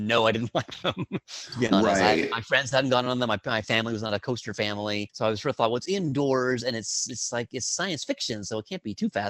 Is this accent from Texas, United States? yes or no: yes; Dallas, Texas, United States; now in New York, United States; growing up in Dallas